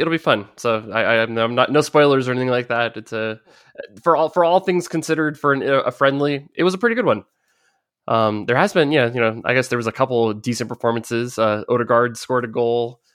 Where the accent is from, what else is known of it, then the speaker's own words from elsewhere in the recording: United States; growing up in America